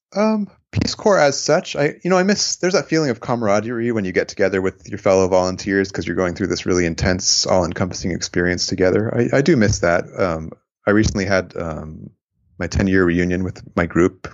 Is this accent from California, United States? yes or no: yes; San Francisco Bay Area, California, United States; also born or lived in Japan / Albania; my mom's American, but, um, we moved here when I was a baby.